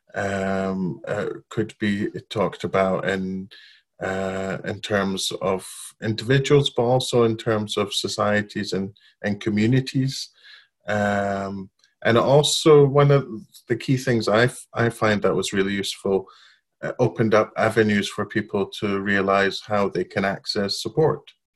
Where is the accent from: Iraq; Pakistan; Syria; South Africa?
Iraq; Baghdad, Baghdad Governorate; moved away as an adult; also born or lived in Babylon, Iraq; now in United Kingdom; I was born and grew up in Iraq, in Baghdad. Um, I lived there till I was five. Then we moved to Babylon, the old city of Babylon, uh, lived there another